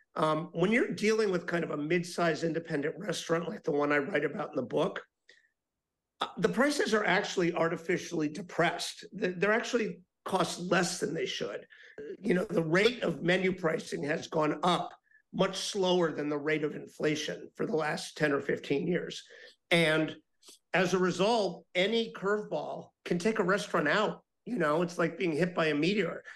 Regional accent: Miami, Florida, United States; I'm talking to you today from my hometown of Miami, Florida. And, you know, when I was growing up here

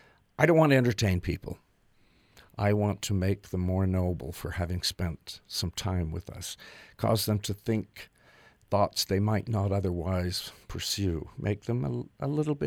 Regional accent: River Heights, Utah, United States; born or raised there; also born or lived in New York City

